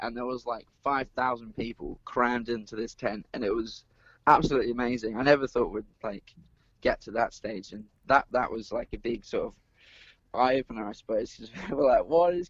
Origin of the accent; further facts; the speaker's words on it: Perth, Western Australia, Australia; growing up in Perth.